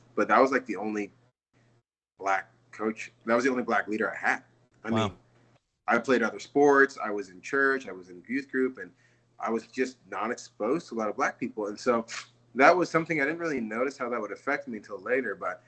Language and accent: English; San Diego, California, United States; now in Tennessee, United States; my mom's British, my dad's Nigerian, and I grew up in the United States, in San Diego.